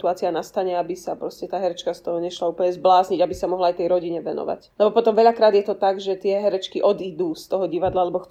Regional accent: Bratislava, Bratislava Region, Slovakia; moved away; Ja som vám to e, v tichosti ako Bratislavčanka závidela

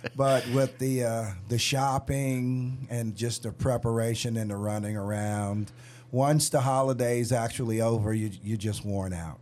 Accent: New York, United States; When I was growing up in New York

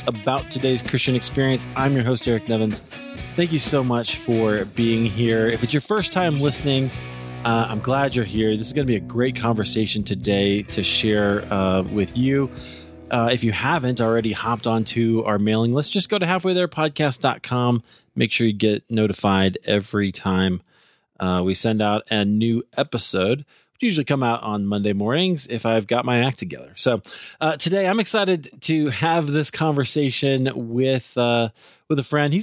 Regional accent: Iowa, United States; now in Colorado, United States; I'm from Iowa

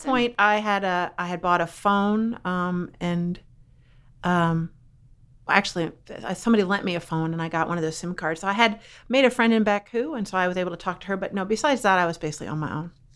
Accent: Philadelphia, Pennsylvania, United States; moved away; also born or lived in Brownsburg, Virginia; I'm from Philly

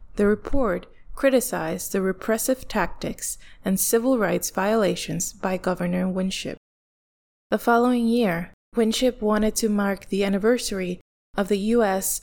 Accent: Ponce, Puerto Rico; moved away; proud Ponceña, a daughter of La Perla del Sur, the Pearl of the South. I grew up in Villa Delicias

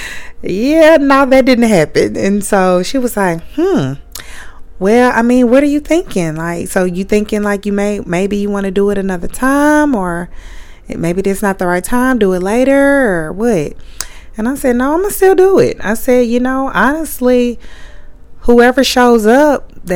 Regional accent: Little Rock, Arkansas, United States; moved away; my hometown in Little Rock, Arkansas

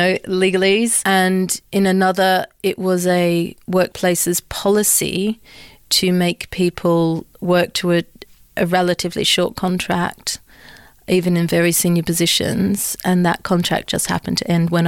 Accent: Australia; moved away as an adult; also born or lived in London; So I grew up in Australia. I'm Australian and British.

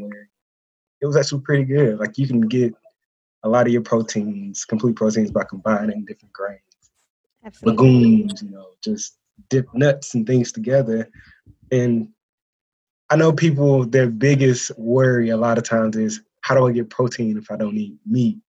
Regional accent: middle Georgia, United States; I'm from Georgia, the middle, smack dab in the middle of Georgia

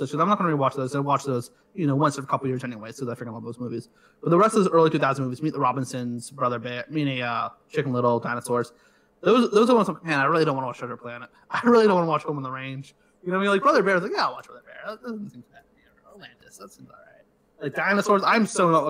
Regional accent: Canada; I obviously grew up in Canada, so people have a Canadian accent all around me.

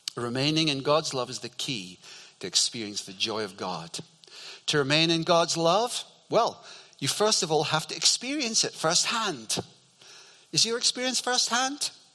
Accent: Scotland, United Kingdom; growing up in Scotland

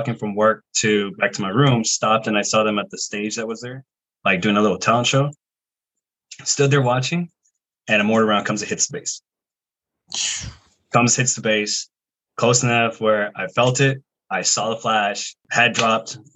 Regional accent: Riverside, California, United States; moved away as an adult; also born or lived in Monterey, California / Colorado; now in New Jersey, United States; I'm originally from California, from Southern California, Riverside.

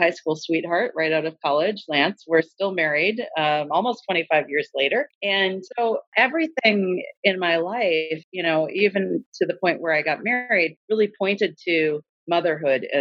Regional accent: Minnesota, United States; moved away as an adult; now in Bangor, United States; I'm originally from Minnesota, so came to Maine straight out of grad school right after getting my PhD in 2003.

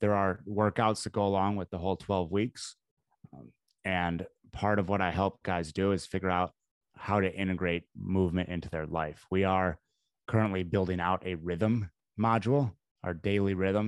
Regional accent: Midwest, United States; I grew up in the Midwest

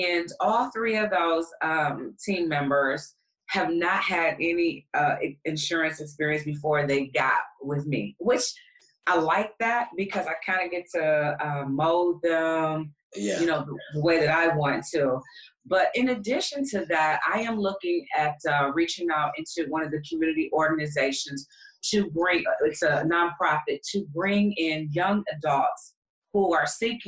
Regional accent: Detroit, Michigan, United States; moved away; also born or lived in Atlanta; Detroit is my hometown, even though I started the business in Atlanta

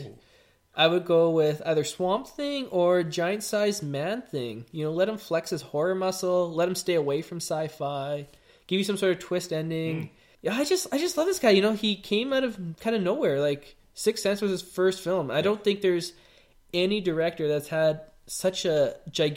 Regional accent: Calgary, Alberta, Canada; we're all from Calgary.

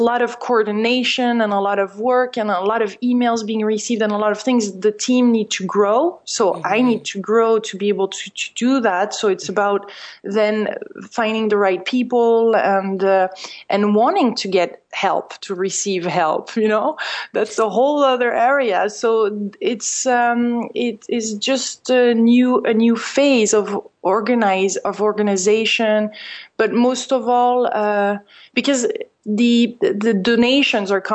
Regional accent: France; moved away; since I'm French originally

